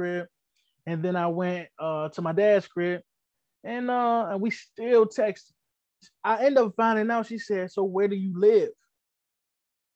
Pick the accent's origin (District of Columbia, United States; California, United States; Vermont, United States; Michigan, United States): District of Columbia, United States; Washington; moved away; I'm from uptown. I'm from Northwest. Northwest, you're going to find Northwest DC